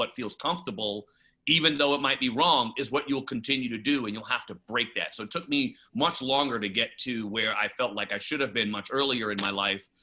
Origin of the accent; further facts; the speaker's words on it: New York City, New York, United States; now in Los Angeles, United States; Growing up in the Bronx